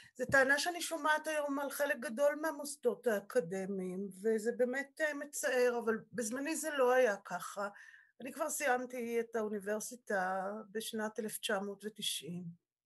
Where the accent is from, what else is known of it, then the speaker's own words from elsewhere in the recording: Israel; also born or lived in Sweden; בעלי ואני נולדנו בקיבוץ